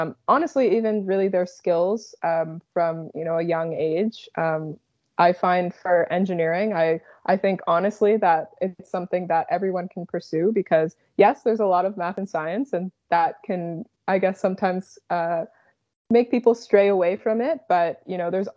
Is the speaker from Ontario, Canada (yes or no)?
no; Dartmouth, Nova Scotia, Canada; I grew up in Nova Scotia my whole life